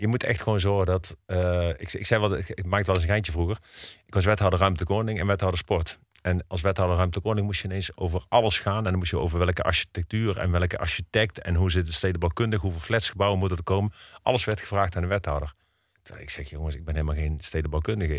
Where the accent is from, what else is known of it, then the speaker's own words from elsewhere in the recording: Eindhoven, North Brabant, Netherlands; now in Breda, Netherlands; ik kom uit Eindhoven, ben daar geboren en getogen